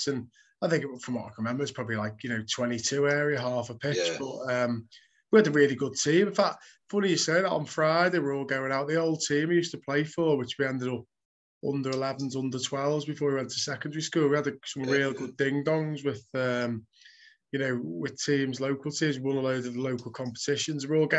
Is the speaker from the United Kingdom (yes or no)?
yes; Birkenhead, North West England, United Kingdom; I grew up on the Wirral, which is where now I'm settled again. Grew up in Birkenhead, well, just, you know, just not far from Tranmere Rovers ground.